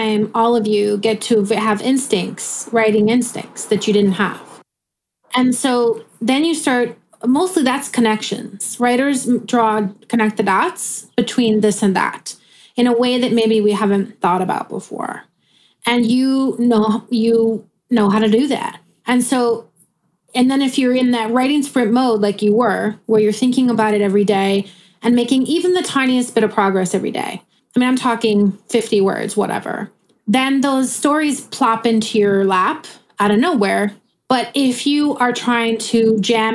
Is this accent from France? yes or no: no; Midwest, United States; I'm a Midwesterner